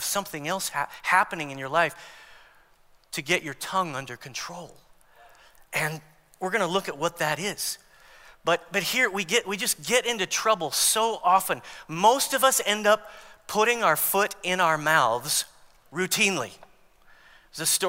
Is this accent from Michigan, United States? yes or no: no; Long Beach, California, United States; I was born in Long Beach, California